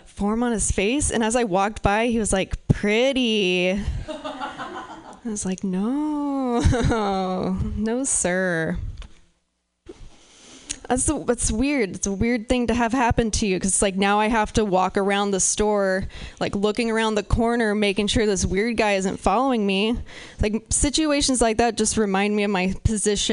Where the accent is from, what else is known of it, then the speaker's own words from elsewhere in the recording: Pacific Northwest, United States; I'm from the Pacific Northwest